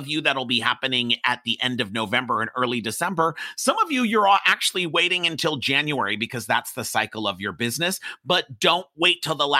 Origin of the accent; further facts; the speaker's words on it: Los Angeles, California, United States; I grew up in Hollywood